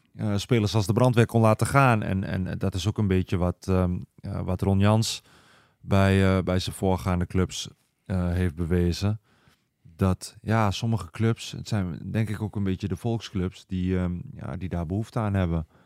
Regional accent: eastern Netherlands, Netherlands; accent: eastern; mijn accent dat ik uit het oosten kom

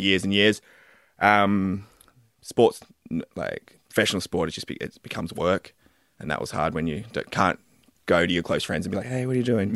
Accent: Wollongong, New South Wales, Australia; I also grew up in Wollongong.

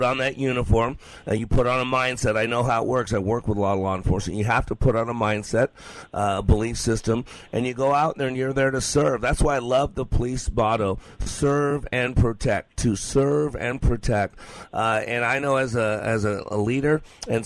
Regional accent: Las Vegas, Nevada, United States; I grew up in Las Vegas, trolling down the strip

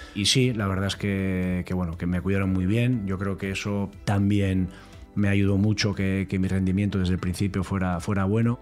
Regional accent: Elgoibar, Basque Country, Spain; me permitió seguir viviendo en, casa de mis padres en el Goibar

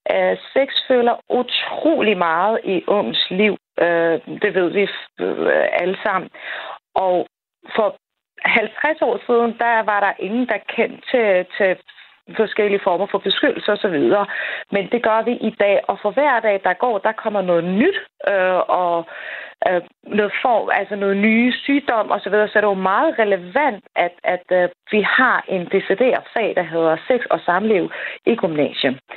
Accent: Afghanistan; Danish is a second language; now in Denmark; jeg er hverken født eller opvokset i Danmark, og jeg kommer faktisk fra Afghanistan.

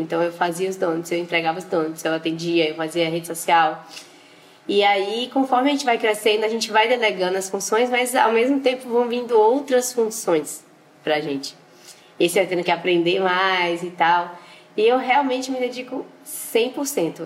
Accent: Valença, Bahia, Brazil; now in Salvador, Brazil; sou de Valença, no interior da Bahia, mas hoje em dia eu moro em Salvador

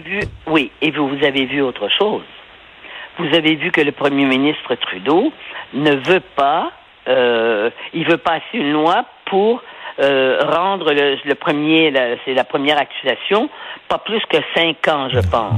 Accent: Montreal, Quebec, Canada; je suis né à Montréal

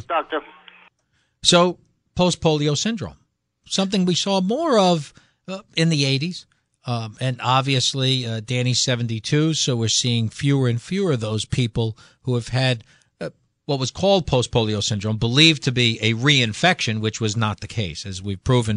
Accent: Connecticut, United States; we're from Connecticut

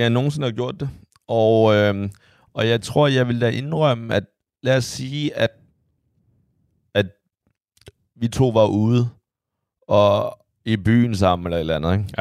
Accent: China; now in Denmark; der hvor jeg kommer fra

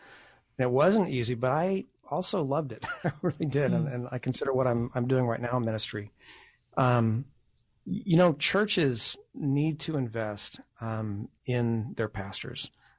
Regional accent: Texas, United States; moved away as an adult; now in Pittsburgh, United States; I'm from Texas.

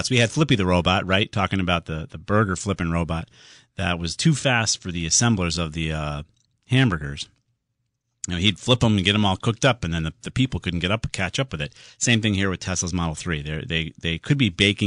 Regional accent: Southington, Connecticut, United States; in Southington, my hometown

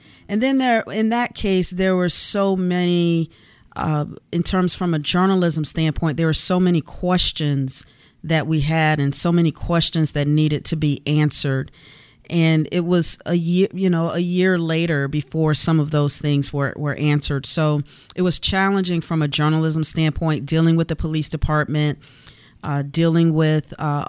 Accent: Sanford, Florida, United States; moved away as an adult; also born or lived in Louisville, Kentucky; now in Savannah, United States; I'm from Sanford, Florida. It's my hometown, born and raised.

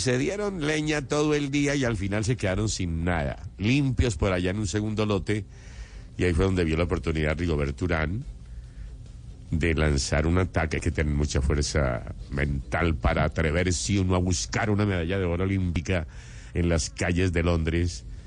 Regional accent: Antioquia, Colombia; yo soy antioqueño

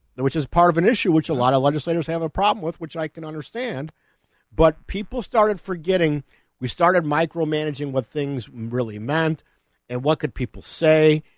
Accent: Elmhurst, Illinois, United States; also born or lived in Addison Township, DuPage County; I was growing up in Elmhurst.

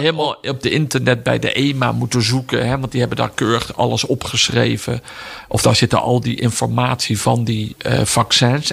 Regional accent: Netherlands; wij als Nederlanders

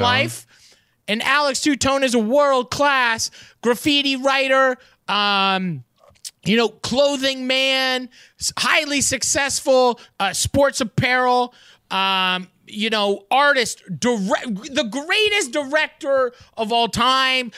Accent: Canada; as a Canadian

